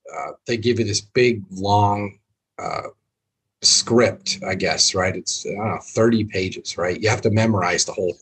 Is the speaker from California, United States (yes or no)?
no; Boston, Massachusetts, United States; we're from Boston